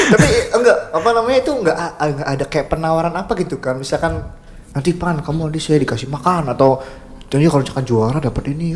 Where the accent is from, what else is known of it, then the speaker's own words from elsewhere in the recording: Cirebon, West Java, Indonesia; accent: medok; saya, eh, medok, eh. Maklum saya orang pribumi asli Cirebon